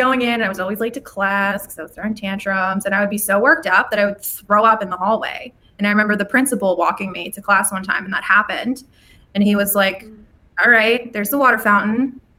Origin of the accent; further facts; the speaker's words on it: California, United States; also born or lived in Colorado / Louisiana; Colorado for like 6 months when I was, I don't remember. Maybe 5 or 6, and then back to California. I was born in California. And then when I was 8, moved to Louisiana, lived there for 3 years.